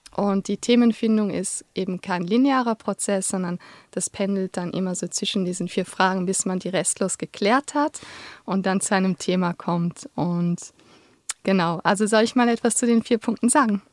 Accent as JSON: {"language": "German", "country": "Luxembourg", "also_born_or_lived": "Vienna, Austria", "moved": "as an adult", "lives_now": "Switzerland", "said": "ich komme ursprünglich aus Luxemburg und habe in Wien Soziologie studiert und bin vor zwölf Jahren in die Schweiz gekommen"}